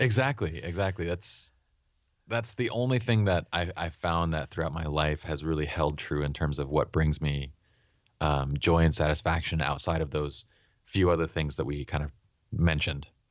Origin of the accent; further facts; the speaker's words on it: Utah, United States; also born or lived in Iran; as immigrants and Iranians living in Utah